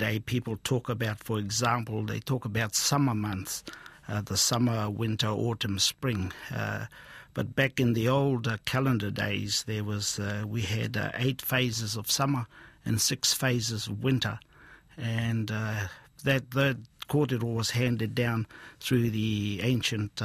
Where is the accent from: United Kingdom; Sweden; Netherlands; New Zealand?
New Zealand; Hokianga, Northland; also born or lived in Taheke / Waima / Otaua; I was born and raised in Hokianga